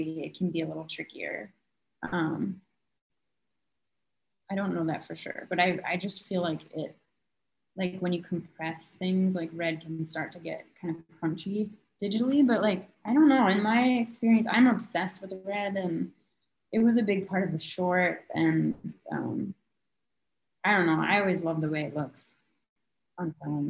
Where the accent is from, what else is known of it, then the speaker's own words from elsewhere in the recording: Minnesota, United States; I'm from Minnesota